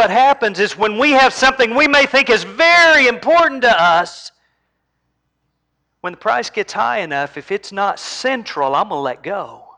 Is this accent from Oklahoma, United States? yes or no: yes; Oklahoma, United States; I was raised in Oklahoma.